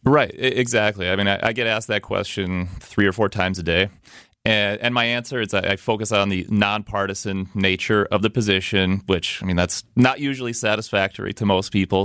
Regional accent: Milwaukee, Wisconsin, United States; I'm a lifelong Milwaukee resident. I grew up on the city's southwest side

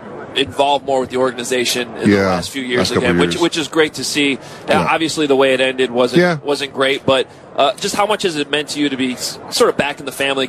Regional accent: Chicago, Illinois, United States; a lot of us growing up in Chicago

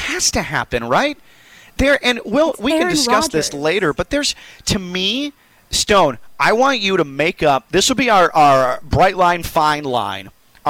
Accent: Chicago, Illinois, United States; moved away as an adult; also born or lived in West Palm Beach, Florida; now in Florida, United States; where I was growing up in Chicago

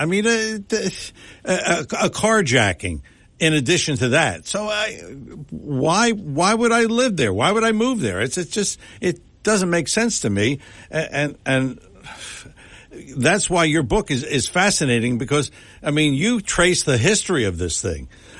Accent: Philadelphia, Pennsylvania, United States; moved away; I'm from Philadelphia

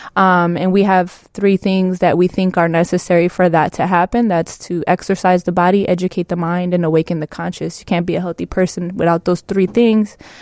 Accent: Chicago, Illinois, United States; growing up in Pilsen

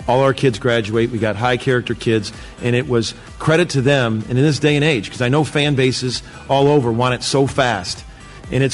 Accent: Chicago, Illinois, United States; I'm from the Chicago area

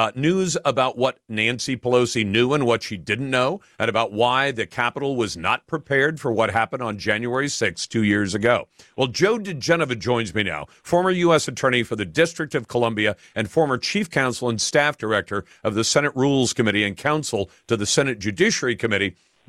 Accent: Taiwan; born there; Eric, you may have heard me say I was born in Taiwan. My parents were American. They're both passed away. But I was born in Taiwan.

